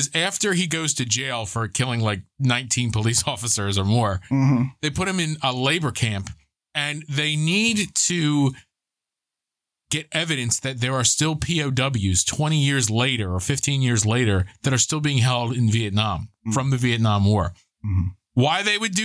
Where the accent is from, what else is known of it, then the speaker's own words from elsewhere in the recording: United States; as American